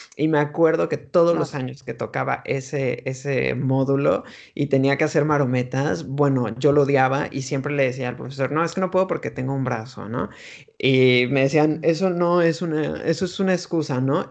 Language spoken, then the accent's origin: Spanish; Mexico; moved away as an adult; also born or lived in United States; now in Madrid, Spain; nací, crecí en México y me fui de México como a la edad de 23, 24 años a Estados Unidos